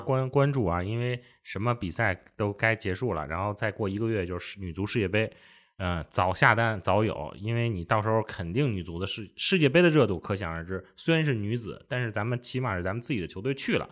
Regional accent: Beijing, China; accent: Beijing dialect; 用咱们北京话

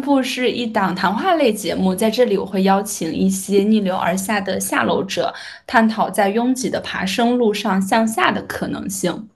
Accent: Shaanxi, China; moved away as an adult; now in Guangzhou, China; 我在陕西待到十八岁，因为读大学来到广州，留在这边工作生活

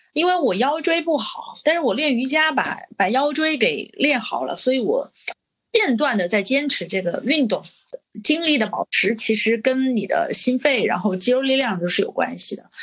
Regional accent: Changsha, Hunan, China; 我们作为长沙人，其实我们的口味都是很重的

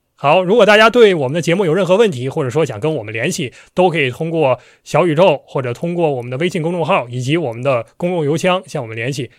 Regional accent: Northeast China, China; accent: Northeastern; 咱一直按我们东北话

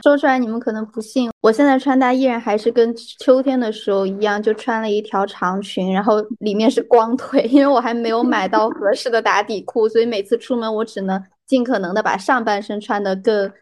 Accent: Chengdu, Sichuan, China; moved away as an adult; now in United Kingdom; 我作为成都人

